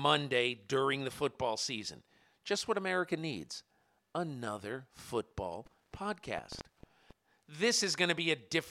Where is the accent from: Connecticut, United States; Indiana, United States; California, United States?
Connecticut, United States; moved away; also born or lived in Ohio; I'm from Connecticut originally